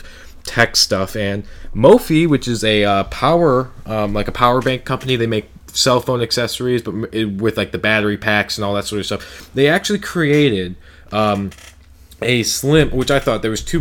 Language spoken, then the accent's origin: English; United States; as an American